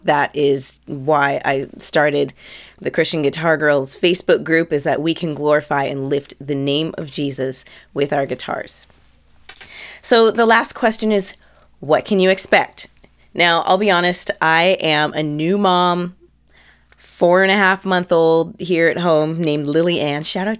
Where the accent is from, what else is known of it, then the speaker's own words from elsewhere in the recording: Canada; Because I am Canadian.